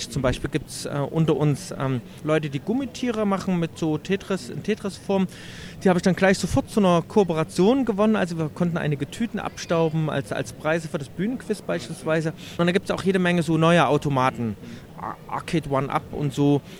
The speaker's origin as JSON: {"language": "German", "town": "Leipzig", "region": "Saxony", "country": "Germany", "said": "als Leipziger für die lange Nacht der Computerspiele in Leipzig"}